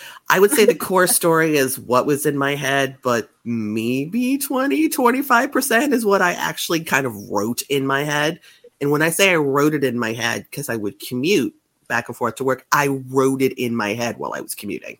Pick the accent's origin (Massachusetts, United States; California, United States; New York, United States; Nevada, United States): Massachusetts, United States; I am from Massachusetts. I still live in Massachusetts, right outside of Boston.